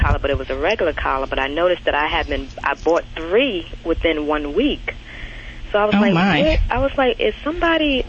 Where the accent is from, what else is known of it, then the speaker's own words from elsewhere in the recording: New York, United States; now in Murfreesboro, United States; I'm originally from New York